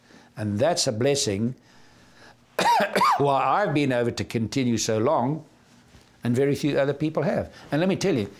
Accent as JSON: {"language": "English", "country": "South Africa", "said": "I said, Charlie, I understand. I'm from South Africa. I understand what you're going through."}